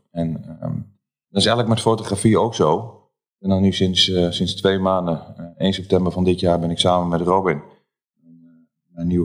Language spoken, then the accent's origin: Dutch; Losser, Overijssel, Netherlands; kom uit Losser. Geboren en getogen, inderdaad.